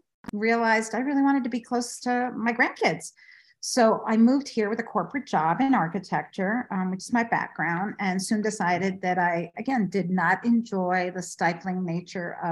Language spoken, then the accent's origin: English; Washington, District of Columbia, United States; born or raised there; also born or lived in Bogota, Colombia